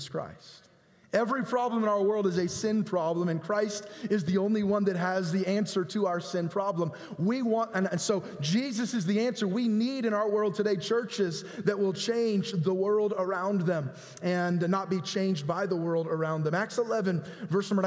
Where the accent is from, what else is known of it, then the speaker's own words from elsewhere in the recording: San Jose, California, United States; I was born in San Jose in Good Samaritan Hospital